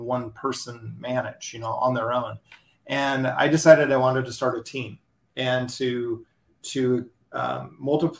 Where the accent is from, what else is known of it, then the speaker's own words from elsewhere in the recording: Bellingham, Washington, United States; I'm located in Bellingham, Washington, which is about 100 miles north of Seattle. We're actually closer to Vancouver, BC than we are to Seattle. So Wow. Beautiful place here in the Pacific Northwest. We've got mountains, we've got ocean, we've got islands. It's phenomenal. It's a big demand location people want to move to. So a lot of people moving into the area.